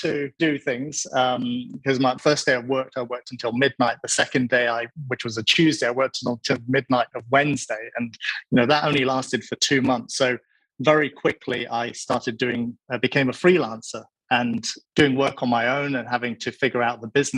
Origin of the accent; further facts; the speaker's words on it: Hong Kong; I grew up in Hong Kong